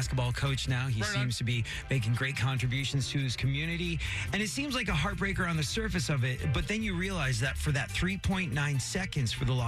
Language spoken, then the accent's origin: English; England, United Kingdom; now in United States; growing up in England